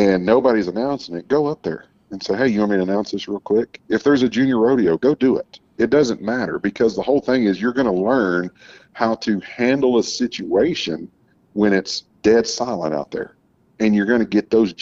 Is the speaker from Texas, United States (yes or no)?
yes; Uvalde, Texas, United States; I grew up a little bit in West Texas, and then I grew up down in South Texas in Uvalde